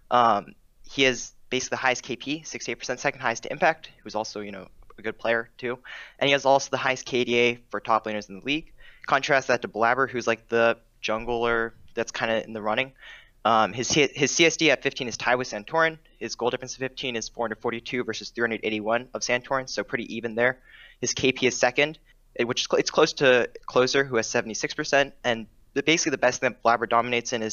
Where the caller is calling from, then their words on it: Virginia, United States; Uh, Shardsville, Virginia.